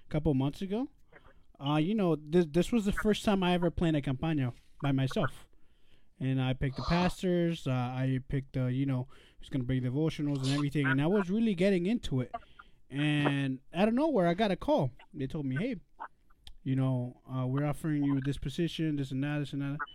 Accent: Peru; moved away; Yo nací en Perú, bro.

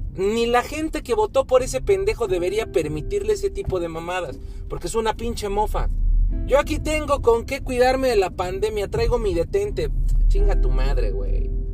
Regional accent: Mexico

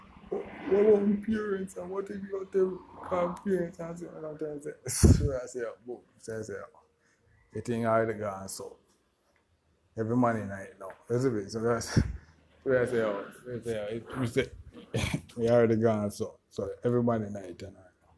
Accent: Jamaica; I'm from Jamaica.

